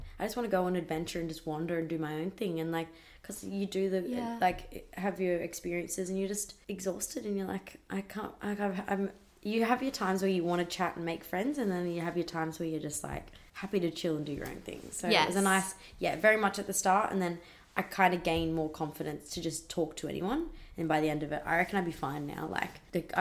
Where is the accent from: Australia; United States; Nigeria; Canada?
Australia